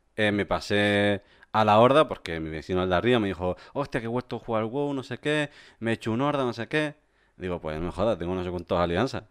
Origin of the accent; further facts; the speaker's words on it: Canary Islands, Spain; moved away as an adult; also born or lived in Córdoba; yo soy canario y me mudé a la península en 2010